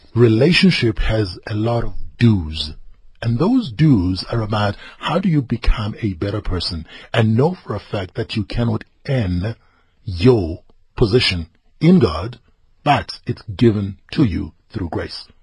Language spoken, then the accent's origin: English; northern KwaZulu-Natal, South Africa; I grew up in the village. I am from Mklabia Lingana, northern KwaZulu-Natal.